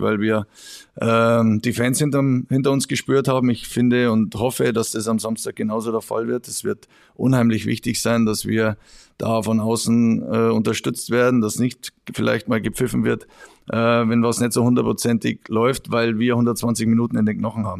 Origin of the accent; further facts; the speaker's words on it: Regensburg area, Bavaria, Germany; in meiner Heimat